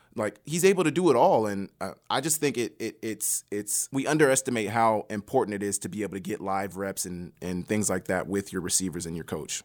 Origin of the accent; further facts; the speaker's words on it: Oklahoma, United States; moved away as an adult; also born or lived in Montana; I'm from Oklahoma, the biggest high school in Oklahoma